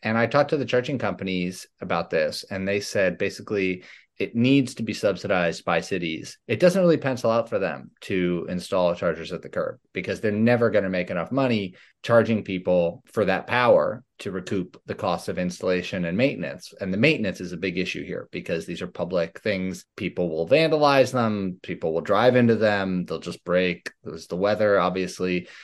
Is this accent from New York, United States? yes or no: yes; New York City, New York, United States; I'm from Manhattan.